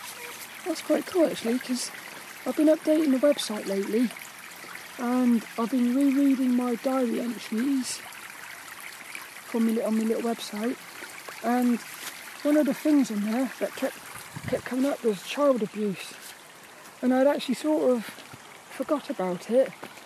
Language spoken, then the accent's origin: English; Birmingham, West Midlands, United Kingdom; Oh, Brommy. I'm from Birmingham. I'm from Birmingham. Birmingham.